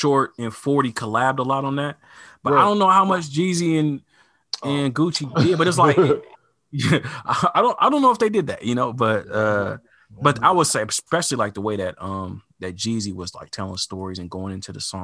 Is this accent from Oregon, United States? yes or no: yes; Portland, Oregon, United States; growing up on the West, growing up in Portland